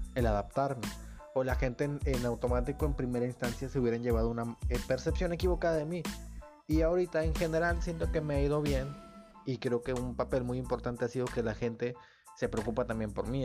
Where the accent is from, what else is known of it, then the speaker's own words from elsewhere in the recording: Nuevo Laredo, Tamaulipas, Mexico; moved away as an adult; now in Monterrey area, Mexico; soy de México. Este, digo, soy de, de hecho, soy de Nuevo Laredo, de Laredo, aquí cerquita de Estados Unidos